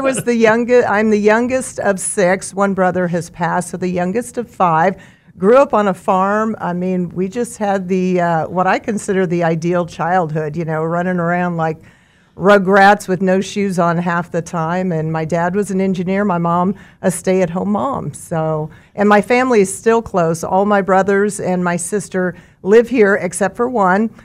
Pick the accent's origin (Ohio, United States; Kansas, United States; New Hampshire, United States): Kansas, United States; Mulvane; also born or lived in Topeka, Kansas; now in Wichita, United States; I grew up in Mulvane on a farm